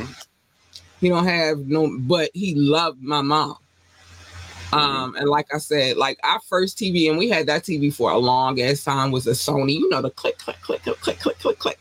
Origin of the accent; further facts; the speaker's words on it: North Carolina, United States; born there; Originally, I was born in North Carolina. I've not been secretive about that. I was born in North Carolina.